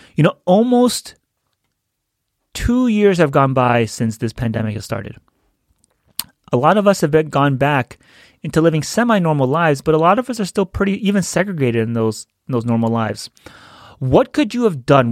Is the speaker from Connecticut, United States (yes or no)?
no; New York, United States; moved away; I'm from New York. I have a lot of family there.